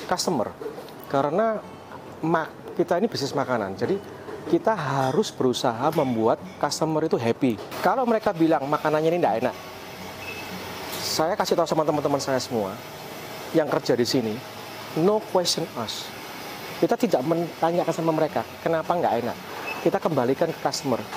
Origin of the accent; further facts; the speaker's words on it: Surabaya, East Java, Indonesia; moved away as an adult; now in Philadelphia, United States; Saya lahir dan besar di Surabaya tetapi sekarang saya merantau ke Amerika.